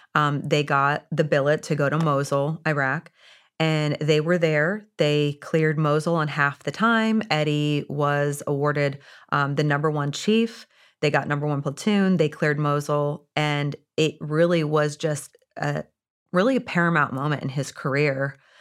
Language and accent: English; Indiana, United States; I was born and raised in Indiana